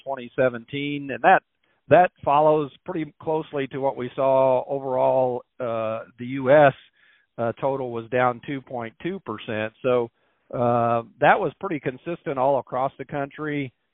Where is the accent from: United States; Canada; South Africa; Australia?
United States; Missouri; moved away as an adult; now in Iowa, United States; I'm from Missouri originally